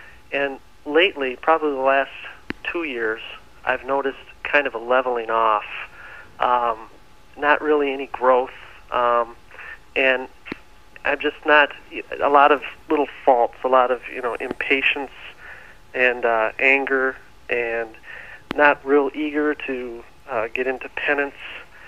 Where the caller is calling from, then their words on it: Michigan, United States; I'm calling from Michigan.